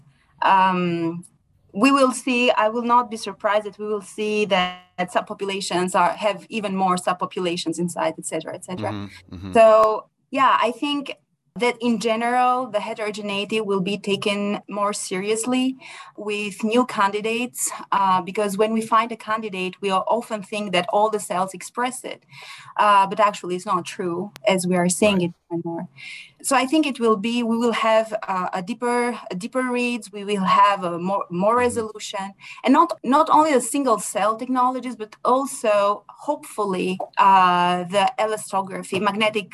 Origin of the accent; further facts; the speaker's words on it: Albania; moved away as an adult; also born or lived in France; I'm originally from Albania, which is in Europe. I went to France to do all my university studies.